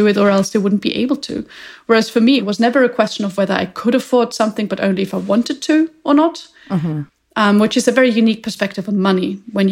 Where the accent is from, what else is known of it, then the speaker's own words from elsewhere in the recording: Vienna, Austria; I grew up in Vienna